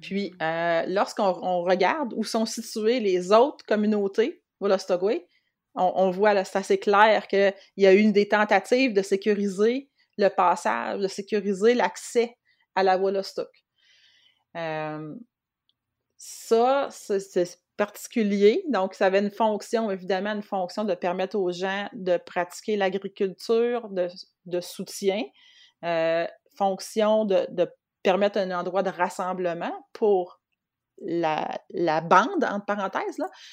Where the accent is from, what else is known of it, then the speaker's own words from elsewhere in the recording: Montmagny, Quebec, Canada; also born or lived in Rimouski; j'ai grandi à Montmagny, j'ai étudié à Rimouski